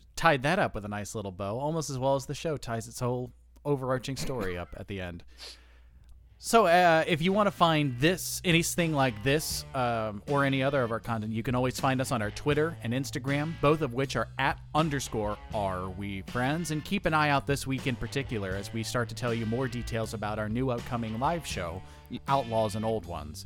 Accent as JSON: {"language": "English", "country": "United States", "said": "I'm an American"}